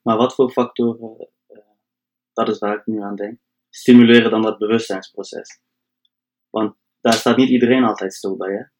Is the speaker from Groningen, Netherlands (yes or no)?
yes; Delfzijl, Groningen, Netherlands; Kom uit Delftal, echt hoog in Nederland.